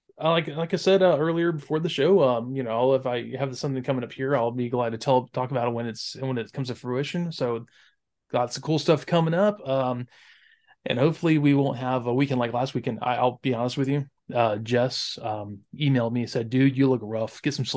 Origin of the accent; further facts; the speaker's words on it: Wales, United Kingdom; I'm Welsh. We don't care about that stuff.